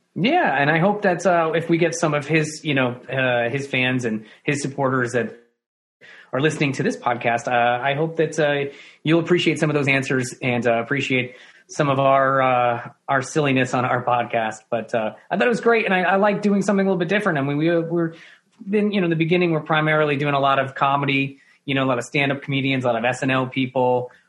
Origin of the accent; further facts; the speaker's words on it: New York, United States; as a New Yorker